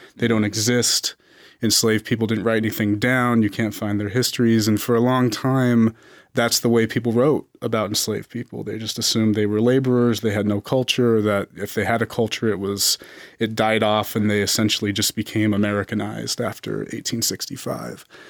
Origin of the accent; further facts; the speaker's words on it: Las Vegas, Nevada, United States; I was born and raised in Las Vegas